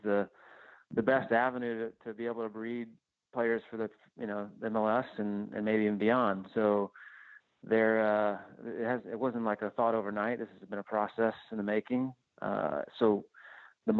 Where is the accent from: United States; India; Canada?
United States; Houston, Texas; I'm from the Houston area